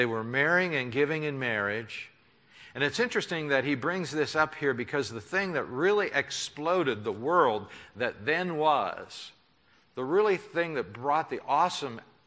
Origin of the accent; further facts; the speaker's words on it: United States; I'm an American